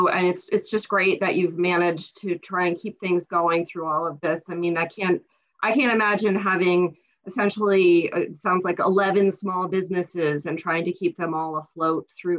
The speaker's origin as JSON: {"language": "English", "town": "Syracuse", "region": "New York", "country": "United States", "tie": "born or raised there", "moved": "yes", "lives_now": "North Carolina, United States", "said": "growing up in Syracuse"}